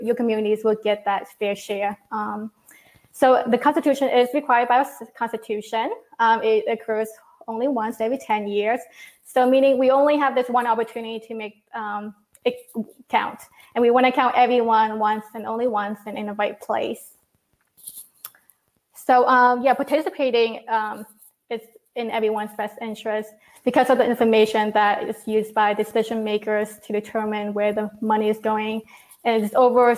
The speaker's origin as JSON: {"language": "English", "country": "Vietnam", "tie": "born or raised there", "moved": "yes", "lives_now": "Alexandria, United States", "said": "I was born in Vietnam and I migrated to the US in 1994"}